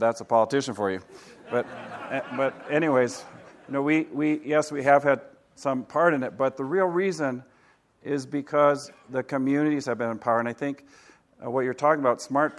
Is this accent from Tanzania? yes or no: yes; Kilimanjaro, Tanzania; also born or lived in Africa; And I grew up in Africa for 15 years, and my father started a hospital on the slopes of Kilimanjaro.